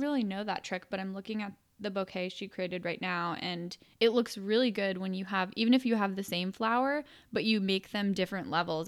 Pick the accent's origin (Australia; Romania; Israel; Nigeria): Romania; moved away; I was born in Romania and my grandparents still live there.